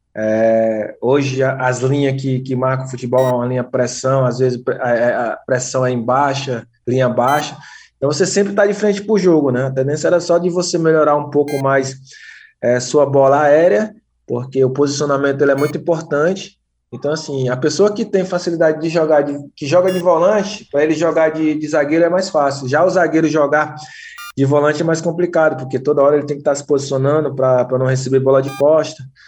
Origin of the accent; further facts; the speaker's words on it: Fortaleza, Ceará, Brazil; Sou, sou de Fortaleza mesmo